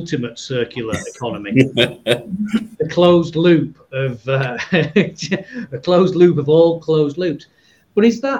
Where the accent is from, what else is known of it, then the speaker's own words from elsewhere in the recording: England, United Kingdom; accent: northern; I've might hear from my accent. I'm somewhere from up north